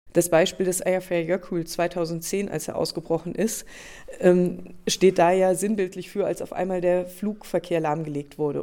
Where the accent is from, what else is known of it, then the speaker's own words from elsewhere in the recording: Hunsrück, Rhineland-Palatinate, Germany; now in Rosenheim, Germany; Ich stamme aus dem Hunsrück, das ist das Nachbargebirge. Und in meinem Sachkundeunterricht in der dritten Klasse habe ich das erste Mal gehört, dass der Lacher See ein noch aktiver Vulkan ist.